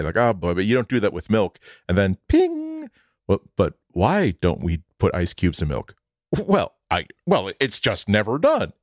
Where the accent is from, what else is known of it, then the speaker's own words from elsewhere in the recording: suburban Boston, Massachusetts, United States; in suburban Boston, when I was growing up